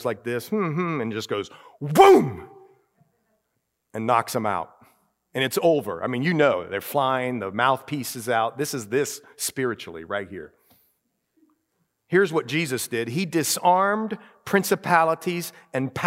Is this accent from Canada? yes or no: no; Ohio, United States; moved away; I grew up in Ohio